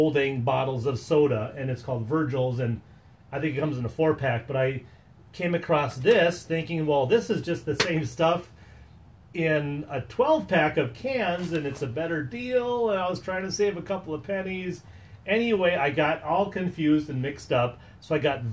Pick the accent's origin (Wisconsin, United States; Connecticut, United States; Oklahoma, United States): Wisconsin, United States; we are from Wisconsin